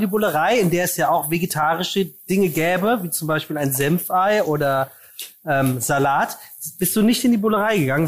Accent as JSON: {"language": "German", "town": "Frankfurt", "region": "Hesse", "country": "Germany", "said": "ich komme aus Frankfurt, ich habe Studio Braun und Badesalz gehört damals"}